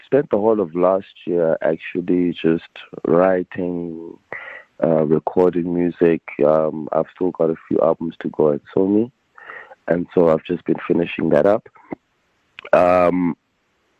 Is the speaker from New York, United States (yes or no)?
yes; New York City, New York, United States; We're both from Queens